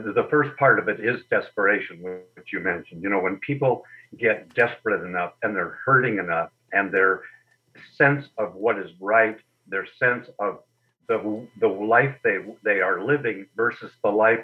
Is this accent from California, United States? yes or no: yes; Berkeley, California, United States; now in Sun Lakes, United States; I was born in Berkeley, California, around the time of the Pearl Harbor attack.